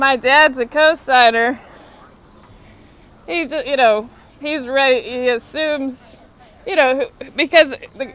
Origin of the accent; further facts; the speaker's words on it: Texas, United States; now in Washington, D.C., United States; I'm from Texas.